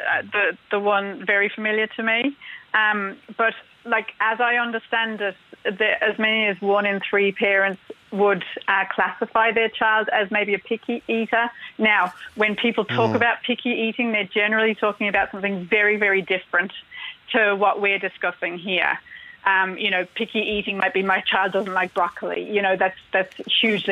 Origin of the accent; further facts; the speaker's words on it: Australia; now in Ireland; You probably guess from my accents that I'm not from here originally. I'm from Australia